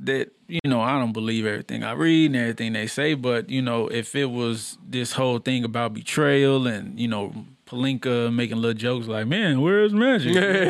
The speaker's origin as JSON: {"language": "English", "region": "New York", "country": "United States", "said": "I'm from New York."}